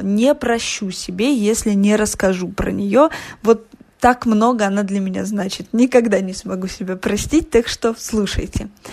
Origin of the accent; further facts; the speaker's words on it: Voronezh, Voronezh Oblast, Russia; я росла в Воронеже